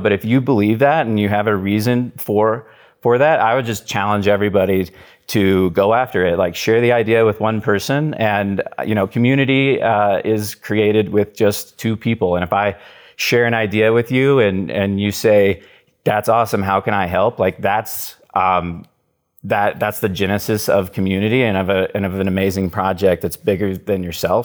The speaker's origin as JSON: {"language": "English", "town": "Wichita", "region": "Kansas", "country": "United States", "tie": "born or raised there", "said": "I grew up in Wichita, Kansas, and that's where I live right now"}